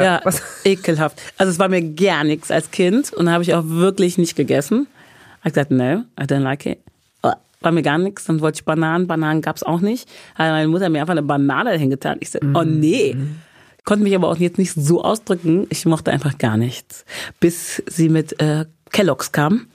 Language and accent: German; Bergisches Land, North Rhine-Westphalia, Germany; ich komme ja aus dem Bergischen Land, aus Wermskirchen, Hückeswagen, Remscheid, Leverkusen, die Ecke